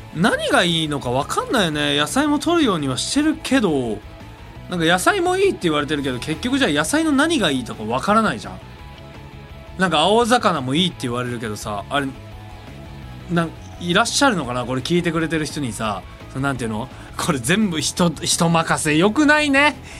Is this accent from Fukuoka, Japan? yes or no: no; Osaka, Japan; accent: Kansai dialect; now in Tokyo, Japan; 俺が地元の大 阪帰ってさ実家帰った時に